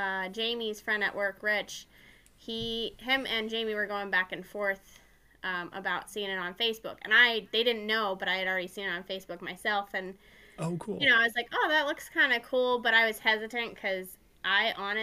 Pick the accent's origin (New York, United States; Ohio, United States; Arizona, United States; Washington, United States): Arizona, United States; born there; I was born in Arizona.